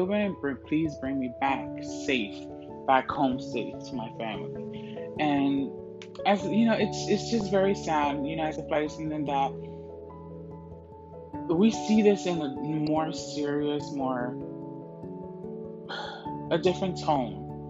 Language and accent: English; New Jersey, United States; moved away; also born or lived in Florida; I'm originally from New Jersey, and I was in high school